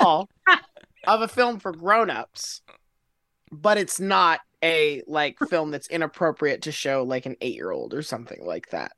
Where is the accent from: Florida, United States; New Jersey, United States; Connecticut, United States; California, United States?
Florida, United States; I grew up in Florida